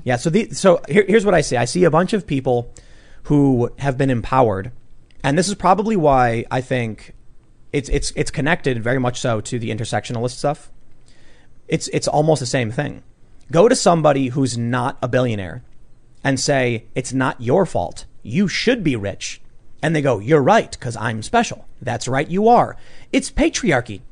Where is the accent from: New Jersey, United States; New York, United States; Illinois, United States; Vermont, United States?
Illinois, United States; Chicago; I'm a mixed race high school dropout from the South Side of Chicago